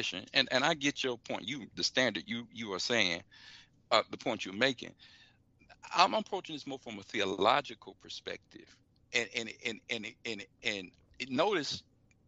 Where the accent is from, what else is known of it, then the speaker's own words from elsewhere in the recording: Florida, United States; I'm from the state of Florida. In my home state